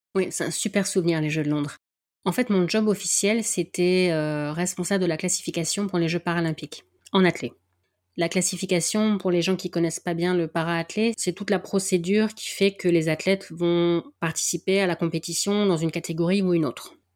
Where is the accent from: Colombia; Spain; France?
France; the North; accent: du Nord; mon accent du Nord